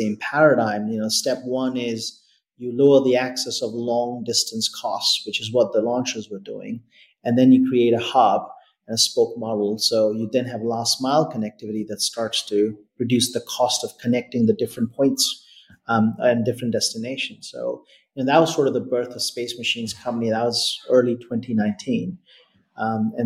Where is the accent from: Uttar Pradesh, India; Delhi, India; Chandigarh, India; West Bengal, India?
Delhi, India; moved away as an adult; now in Australia; I grew up in Delhi. I did my high schooling in Delhi, and I moved to Australia to do university